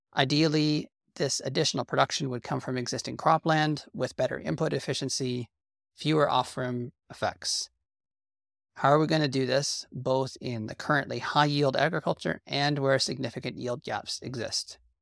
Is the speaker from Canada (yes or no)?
yes; Canada